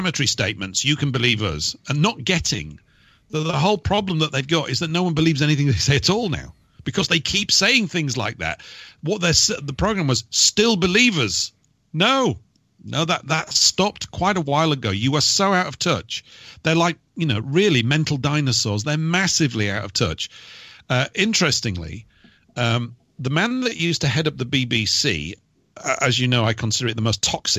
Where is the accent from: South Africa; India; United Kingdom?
United Kingdom; I'm a British person